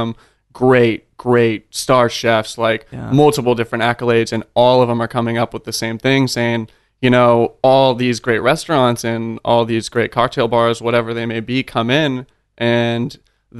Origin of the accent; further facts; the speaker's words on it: Sacramento, California, United States; moved away as an adult; also born or lived in Redwood City, California / Santa Cruz, California / San Francisco, California; now in Austin, United States; I was born in Redwood City. But I'd say I'm definitely more by way of Sacramento. That's where I grew up